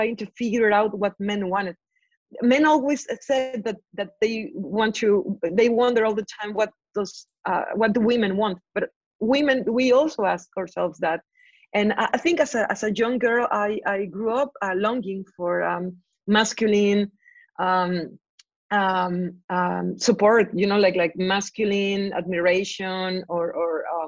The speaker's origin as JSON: {"language": "English", "region": "Veracruz", "country": "Mexico", "tie": "born or raised there", "said": "growing up in Veracruz in the 90s"}